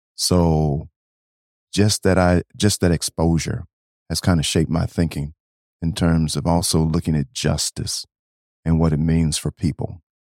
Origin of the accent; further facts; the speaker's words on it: Beloit, Wisconsin, United States; moved away as an adult; also born or lived in Nashville, Tennessee; now in Saint Paul, United States; I actually grew up in a place called Beloit, Wisconsin